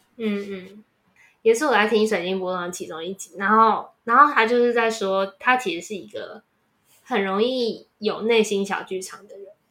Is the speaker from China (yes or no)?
no; Taiwan; 作为一个台湾人，你一定也有相似的经验，